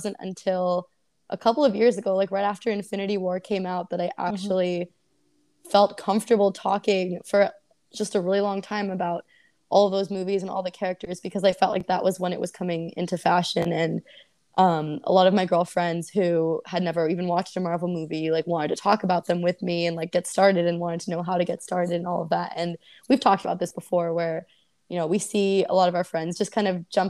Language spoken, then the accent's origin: English; Oakland, California, United States; I grew up in Oakland